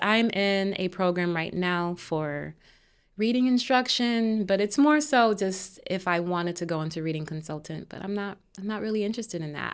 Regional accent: Hartford, Connecticut, United States; I grew up on Kent Street in Hartford

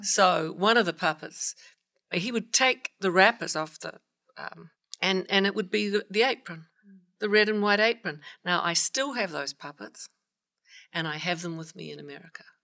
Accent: New Zealand; also born or lived in Alabama; now in Los Angeles, United States; I'm from, go past the South Pacific, down to the South of the South of the South Island

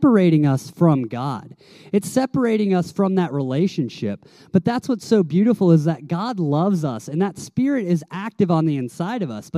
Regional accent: Tennessee, United States; I grew up in Tennessee

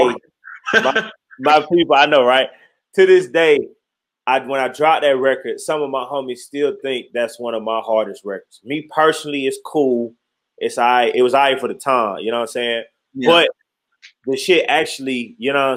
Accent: Detroit, Michigan, United States; Born and raised in Detroit

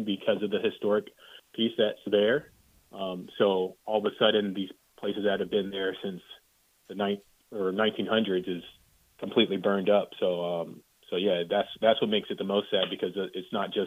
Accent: Virginia Beach, Virginia, United States; moved away as an adult; also born or lived in Hawaii; I grew up in Virginia Beach, Virginia, so I was there until I was 18, but I lived in Hawaii for 16 years

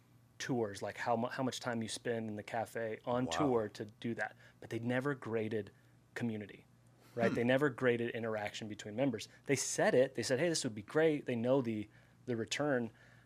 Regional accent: California, United States; now in Austin, United States; I came from California, though.

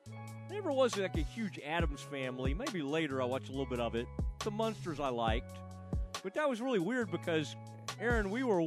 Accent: the Metroplex, Texas, United States; now in Waco, United States; growing up in the Metroplex

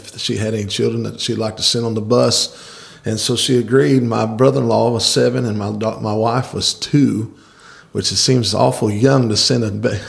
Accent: Granite City, Illinois, United States; moved away as an adult; I was born and raised in Granite City, Illinois.

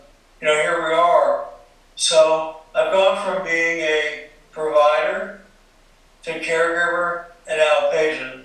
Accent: Allentown, Pennsylvania, United States; moved away as an adult; I grew up in Allentown, Pennsylvania

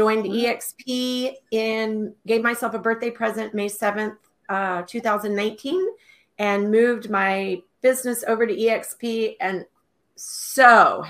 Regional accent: Texas, United States; moved away as an adult; also born or lived in Alaska / Tucson, Arizona; I am originally from Texas, and I moved to Alaska, 38 years ago, and found myself as a single mother all of a sudden with two little kids under the age of three. So I actually moved myself down to Tucson, Arizona

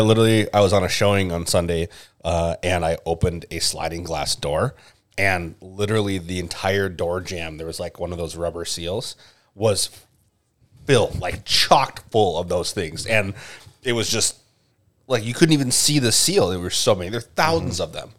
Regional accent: Minnesota, United States; as a Minnesotan

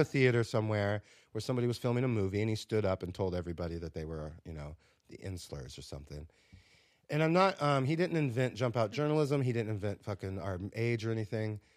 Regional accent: South Florida, United States; also born or lived in Minnesota; now in New York, United States; I grew up in a similar situation in South Florida in nineteen ninety-two, Cracktown, baby

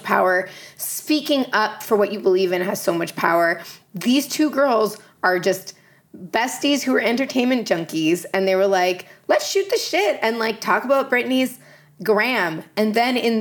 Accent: Canada; I'm Canadian

